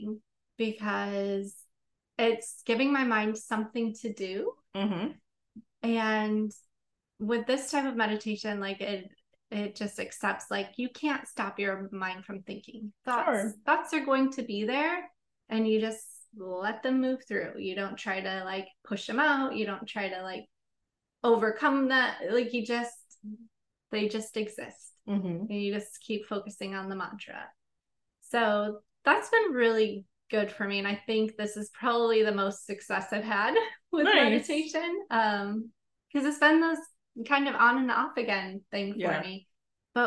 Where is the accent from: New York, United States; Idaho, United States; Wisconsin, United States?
Wisconsin, United States; I grew up in the Midwest, you know, small farm community in Wisconsin